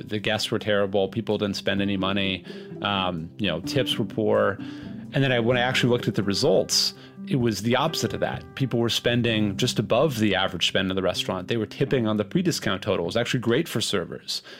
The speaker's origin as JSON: {"language": "English", "town": "Los Angeles", "region": "California", "country": "United States", "tie": "born or raised there", "said": "I grew up in Los Angeles in a restaurant family"}